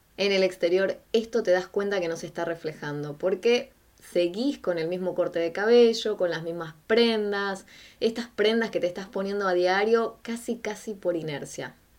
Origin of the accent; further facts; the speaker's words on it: Quilmes, Buenos Aires Province, Argentina; yo soy de Quilmes.